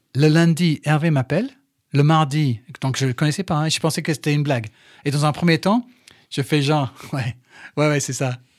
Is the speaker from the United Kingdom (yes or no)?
yes; England, United Kingdom; French is a second language; moved away as an adult; also born or lived in Brighton / Manchester; now in France; je suis anglais